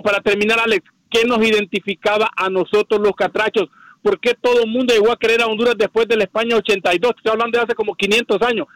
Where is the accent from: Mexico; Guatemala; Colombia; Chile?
Mexico; now in New York, United States; yo soy mexicano